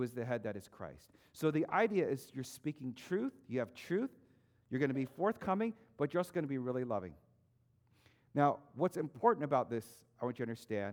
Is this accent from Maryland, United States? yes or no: yes; Maryland, United States; moved away as an adult; also born or lived in Texas; We moved from Maryland to Texas